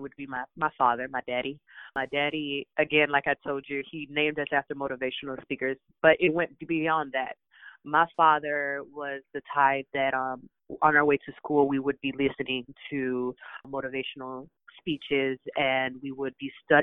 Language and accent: English; United States; also born or lived in Dominican Republic; I was raised in the United States